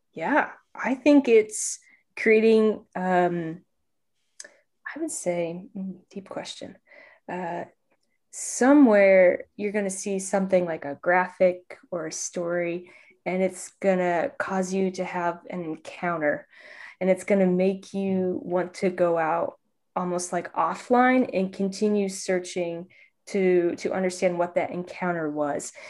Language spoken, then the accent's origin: English; Indianapolis, Indiana, United States; I'm from Indianapolis, Indiana